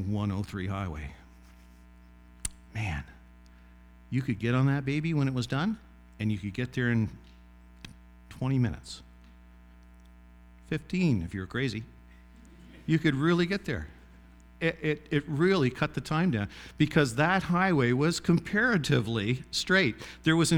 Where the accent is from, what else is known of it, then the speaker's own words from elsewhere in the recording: Glenwood, Nova Scotia, Canada; moved away; my hometown, which was a village of about 50 people called Glenwood